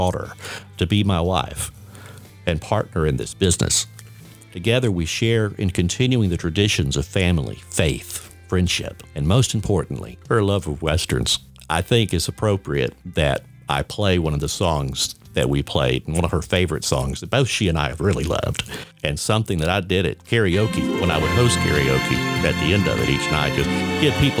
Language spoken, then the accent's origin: English; Warner Robins, Georgia, United States; my hometown of Warner Robins